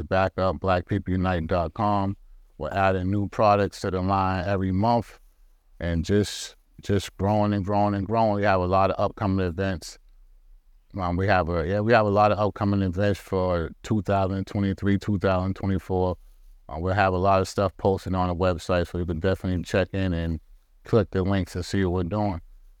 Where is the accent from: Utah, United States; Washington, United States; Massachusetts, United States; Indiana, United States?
Massachusetts, United States; Boston; Well, I was born and raised in Boston, Massachusetts.